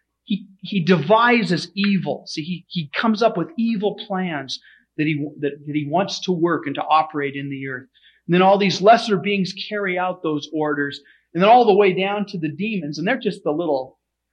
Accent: United States; we as American Christians

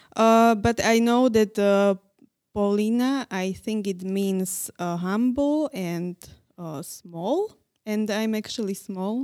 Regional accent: Nitra, Nitra Region, Slovakia; English is a second language; moved away as an adult; now in Prague, Czech Republic; I was born in Nitra

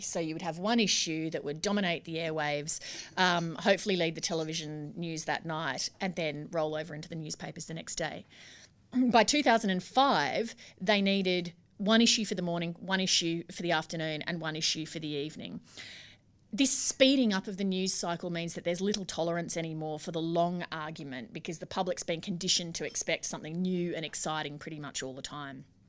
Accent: Brisbane, Queensland, Australia; moved away; I grew up in Brisbane and I went to school and university

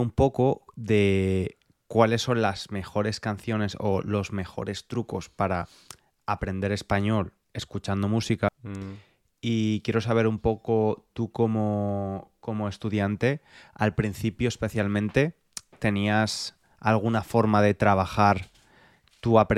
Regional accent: England, United Kingdom; Spanish is a second language; Y yo soy el inglés.

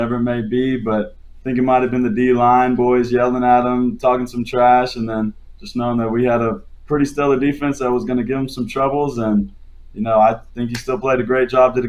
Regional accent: Burton, Texas, United States; I was from Burton, Texas

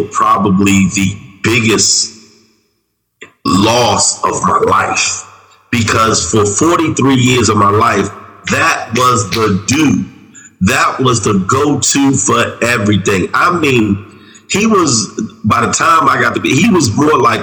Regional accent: Washington, District of Columbia, United States; moved away; also born or lived in Baltimore; I grew up in Southeast D.C.

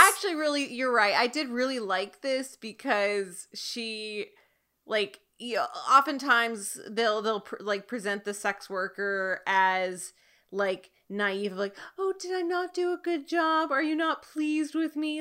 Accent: California, United States; now in East Coast, United States; I'm from California, but, like, I live on the East Coast now

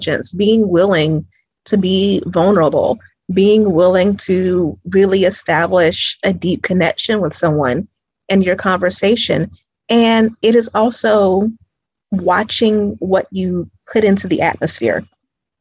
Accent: Greenville, South Carolina, United States; now in Atlanta, United States; I'm originally from Greenville, South Carolina.

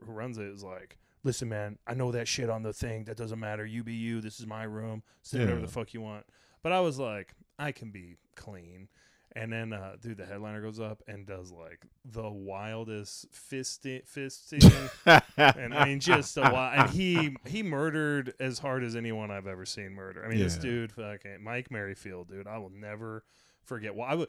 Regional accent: United Kingdom; accent: British; me and thinks that I'm either faking a British accent or they just have a real problem with me because I'm British.

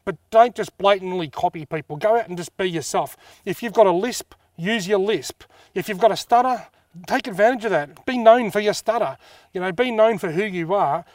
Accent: Wangaratta, Victoria, Australia; also born or lived in Albury-Wodonga; I was born in Wangarata in nineteen seventy-five. I've pretty much lived there ever since, apart from a couple of years living in Aubrey Wodonga

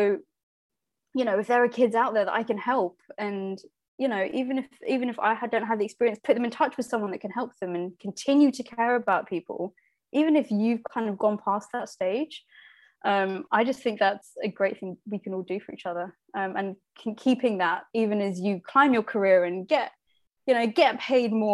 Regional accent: Slough, South East England, United Kingdom; I was born in Slough, raised in Slough.

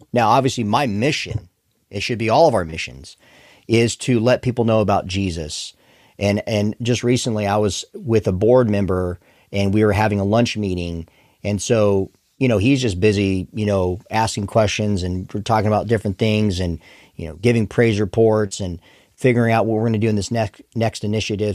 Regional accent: Arizona, United States; I hail from Arizona originally

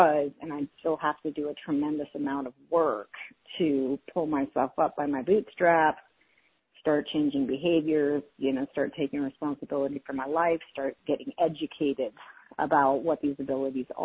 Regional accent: South Dakota, United States; moved away; also born or lived in California; I was raised in South Dakota in the middle of nowhere in a tiny town pre-internet

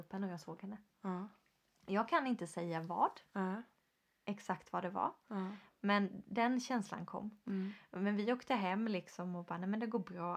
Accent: Sweden; vi som svenskar

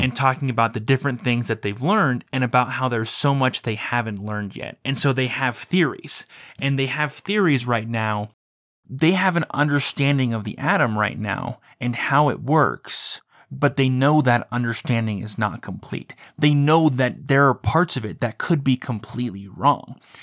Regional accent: United States; you and I were growing up in the United States

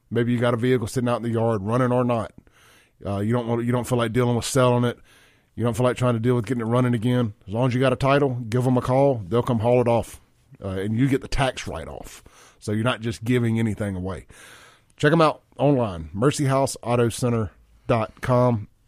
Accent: Jackson, Mississippi, United States; now in Rankin County, United States; I came from Jackson, and I've only been out in Rankin County. March will be 3 years, and I left Jackson not because I wanted

